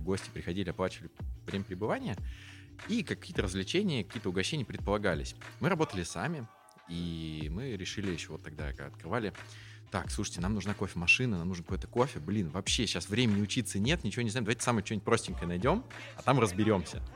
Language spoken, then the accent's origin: Russian; Saint Petersburg, Russia; also born or lived in Tver; я почти всю сознательную жизнь э, в Петербурге, ну, вернее как, я родился в Твери, и, как мне почему-то нравится говорить, э, когда мне исполнился год, я все бросил и переехал в Питер.